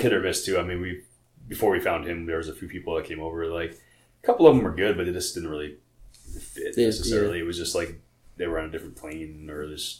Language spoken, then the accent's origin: English; New York, United States; moved away as an adult; now in Baltimore, United States; I'm originally from New York, actually. I moved here about 6 years ago.